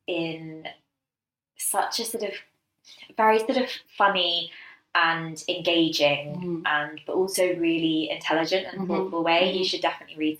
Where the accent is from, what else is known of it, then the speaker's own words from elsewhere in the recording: London, United Kingdom; we grew up in London